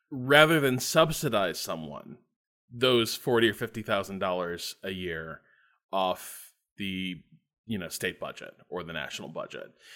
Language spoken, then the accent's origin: English; Northwest Indiana, United States; I grew up in Northwest Indiana